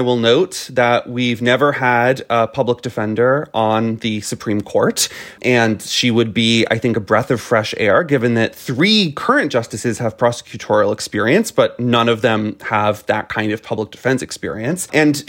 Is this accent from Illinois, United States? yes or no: no; Florida, United States; in my home state of Florida